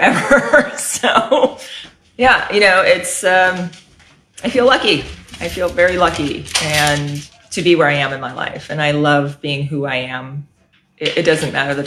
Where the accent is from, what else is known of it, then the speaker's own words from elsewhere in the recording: San Mateo, California, United States; moved away as an adult; also born or lived in Washington, District of Columbia, United States; now in Fresno, United States; So I was born and raised in San Mateo, California, apart from my 9.5 years in DC